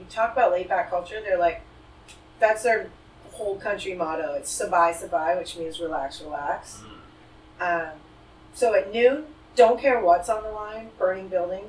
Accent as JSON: {"language": "English", "country": "Thailand", "tie": "born or raised there", "moved": "as an adult", "lives_now": "Los Angeles, United States", "said": "I grew up in Thailand, actually. And I'm third generation Indian Thai."}